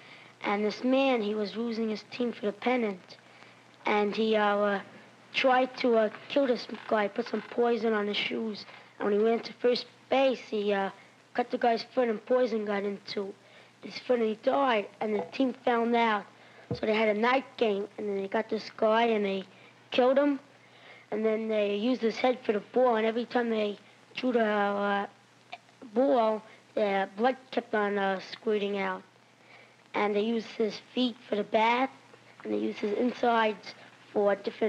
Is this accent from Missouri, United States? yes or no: no; Brooklyn, New York, United States; Brooklyn, New York.